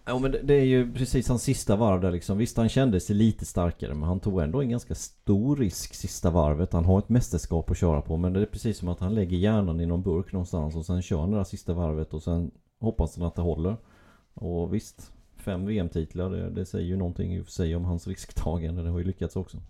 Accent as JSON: {"language": "Swedish", "town": "Gislaved", "region": "Jönköping County", "country": "Sweden", "tie": "born or raised there", "said": "Det är ju min hemstad, Gislaved"}